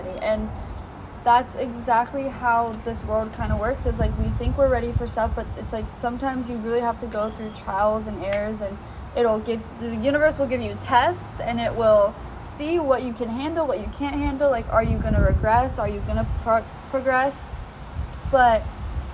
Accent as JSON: {"language": "English", "town": "Ventura", "region": "California", "country": "United States", "tie": "born or raised there", "said": "my hometown Ventura"}